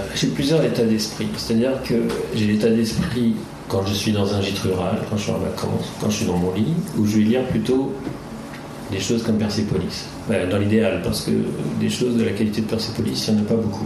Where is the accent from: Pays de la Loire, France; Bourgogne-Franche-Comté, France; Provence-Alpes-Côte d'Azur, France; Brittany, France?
Brittany, France; moved away as an adult; also born or lived in Rennes; now in Paris, France; je suis originaire de, de Bretagne